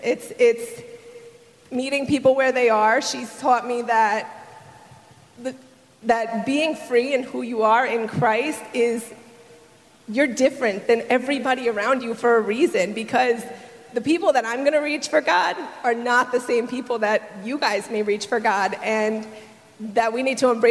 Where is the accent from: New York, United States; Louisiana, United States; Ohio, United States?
New York, United States; moved away as an adult; now in Southern United States; I lived in New York, and we were moving down south a month later